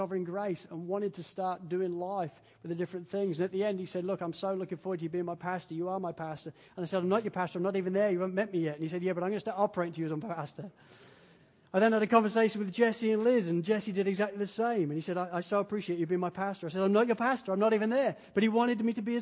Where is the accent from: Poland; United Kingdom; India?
United Kingdom; England; now in Wales, United Kingdom; I'm an English guy